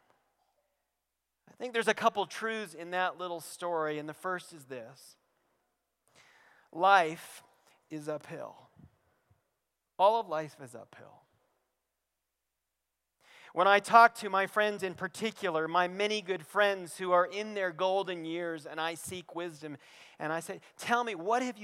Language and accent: English; Western North Carolina, United States; moved away; I grew up in Western North Carolina, on the other side of the continent, and we have mountains there